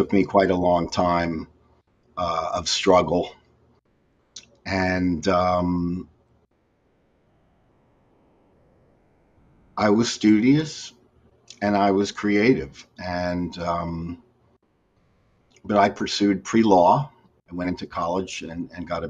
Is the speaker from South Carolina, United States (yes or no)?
no; Edison, New Jersey, United States; I was born and raised in New Jersey, Edison, New Jersey